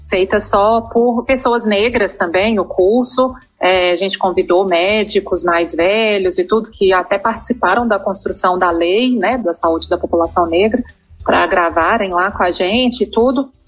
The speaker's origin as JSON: {"language": "Portuguese", "town": "Belo Horizonte", "region": "Minas Gerais", "country": "Brazil", "tie": "born or raised there", "also_born_or_lived": "Salvador", "moved": "as an adult", "lives_now": "São Paulo, Brazil", "said": "Eu sou mineira, nasci em Belo Horizonte, fiz faculdade lá na UFMG."}